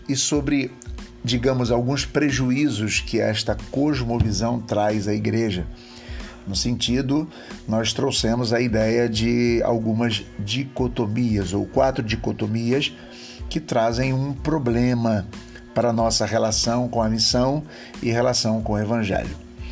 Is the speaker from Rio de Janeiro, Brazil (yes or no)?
yes; Rio de Janeiro, Brazil; sou do Rio de Janeiro